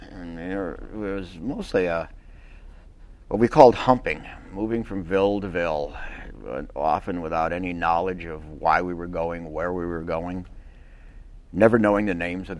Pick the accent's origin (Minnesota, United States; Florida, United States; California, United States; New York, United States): Minnesota, United States; I grew up in Minnesota, and that was on the Canadian border